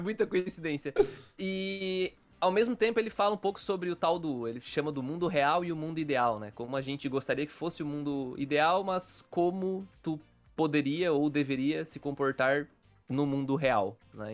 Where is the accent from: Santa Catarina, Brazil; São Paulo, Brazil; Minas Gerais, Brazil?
Santa Catarina, Brazil; Criciúma; eu, o Dude e o Patrick, nós somos aqui de Criciúma